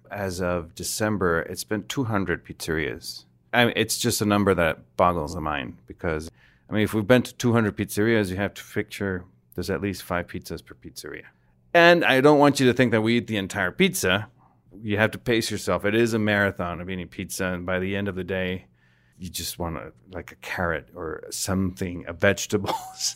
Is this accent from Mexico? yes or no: yes; Mexico; I'm from Mexico.